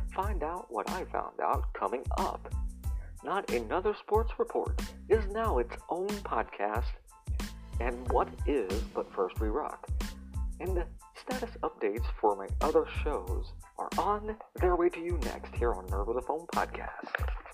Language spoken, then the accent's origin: English; United States; I'm American